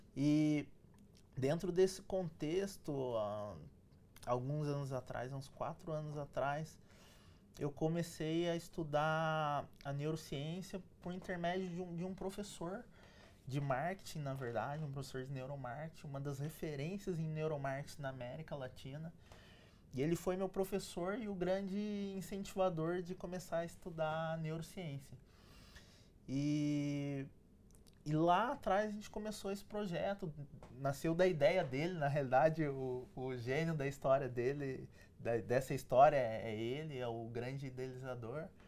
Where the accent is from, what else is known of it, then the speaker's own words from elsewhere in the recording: São José dos Campos, São Paulo, Brazil; eu passei a minha, minha infância, cresci em São José dos Campos